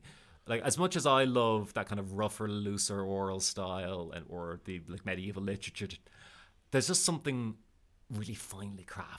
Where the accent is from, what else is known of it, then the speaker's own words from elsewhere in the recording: Bray, County Wicklow, Ireland; there's the one in my hometown.